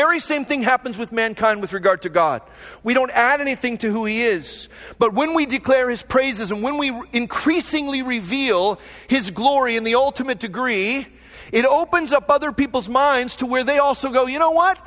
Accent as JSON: {"language": "English", "town": "Phoenix", "region": "Arizona", "country": "United States", "tie": "born or raised there", "also_born_or_lived": "Long Beach, California", "moved": "as an adult", "lives_now": "Fullerton, United States", "said": "a guy who grew up in Phoenix"}